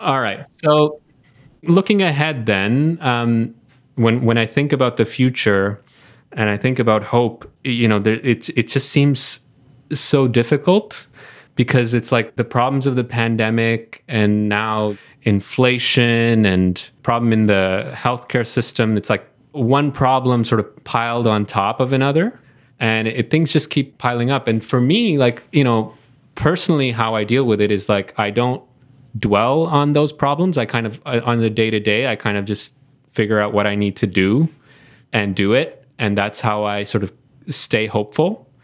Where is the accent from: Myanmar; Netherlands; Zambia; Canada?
Canada; as a Canadian